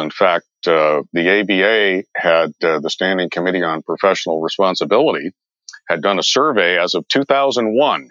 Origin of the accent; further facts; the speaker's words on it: San Diego, California, United States; also born or lived in Las Vegas; I grew up in San Diego